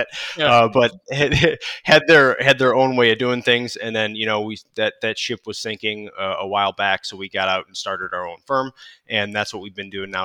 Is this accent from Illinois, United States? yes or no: yes; Chicago, Illinois, United States; moved away; I grew up in Chicago